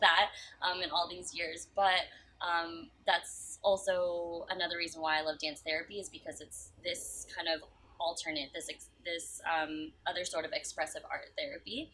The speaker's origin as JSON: {"language": "English", "town": "San Francisco", "region": "California", "country": "United States", "said": "I'm from San Francisco"}